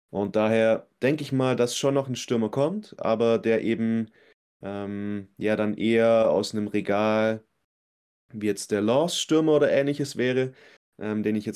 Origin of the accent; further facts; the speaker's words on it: Frankfurt, Hesse, Germany; sehr frustriert irgendwann mal sein als Frankfurter, das kann ich jetzt schon mal sagen.